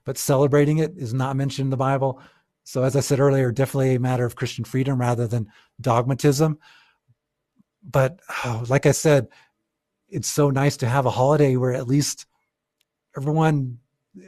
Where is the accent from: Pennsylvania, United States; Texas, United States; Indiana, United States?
Texas, United States; South; we lived in South Texas, so southern United States